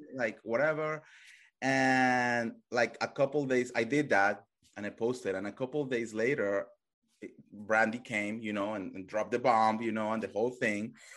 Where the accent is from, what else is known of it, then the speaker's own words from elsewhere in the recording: Colombia; English is a second language; moved away; I come from Colombia